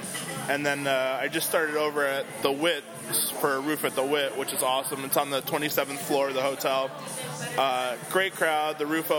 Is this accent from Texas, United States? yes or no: no; Indiana, United States; now in Chicago, United States; I grew up in Indiana